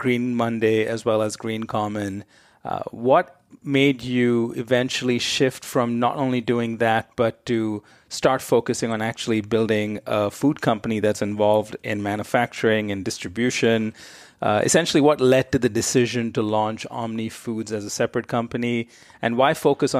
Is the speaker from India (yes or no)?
yes; India; moved away; I grew up in India